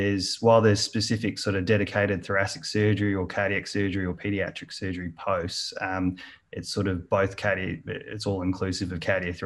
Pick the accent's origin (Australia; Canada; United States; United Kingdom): Australia; Melbourne, Victoria; now in Wellington, New Zealand; I'm actually from Melbourne originally, but I'm currently based in Wellington, New Zealand